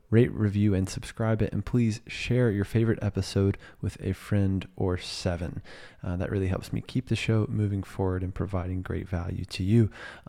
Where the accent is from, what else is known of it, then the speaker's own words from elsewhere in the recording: Virginia, United States; my home state.